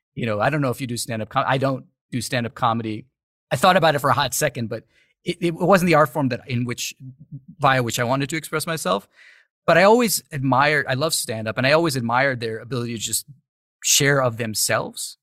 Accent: New York City, New York, United States; moved away as an adult; now in Los Angeles, United States; I was born and raised in the U S, raised, you know, grew up in New York City.

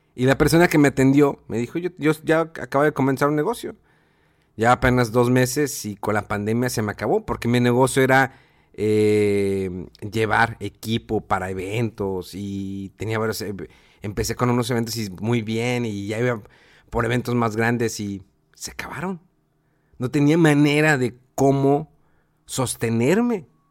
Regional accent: Mexico; somos mexicanos

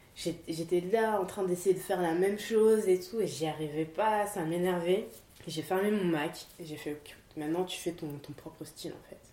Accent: Paris, Île-de-France, France; je suis née en France, j'ai grandi en France

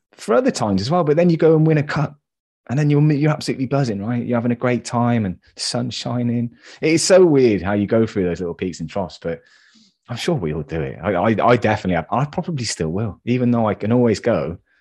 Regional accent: England, United Kingdom; I'm English

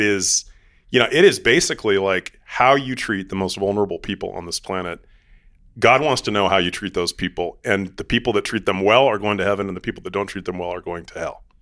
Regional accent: Seattle, Washington, United States; I'm from Seattle, and my mom ran a international adoption agency

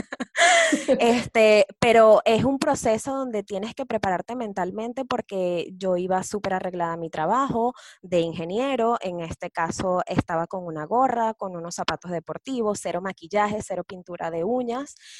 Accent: Venezuela; moved away as an adult; now in Chile; soy venezolana

